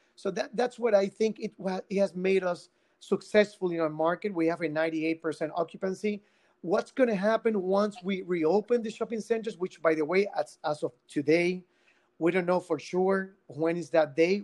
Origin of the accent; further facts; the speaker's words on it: Guayama, Puerto Rico; I come from Guayama. I, I was born uh, born and raised in Guayama.